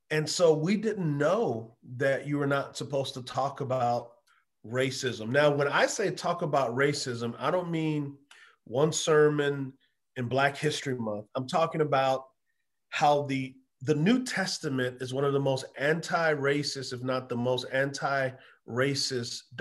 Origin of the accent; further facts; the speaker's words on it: San Antonio, Texas, United States; moved away as an adult; also born or lived in Utah; I grew up in San Antonio, Texas. It's uh, overwhelmingly white. It's overwhelmingly Mormon.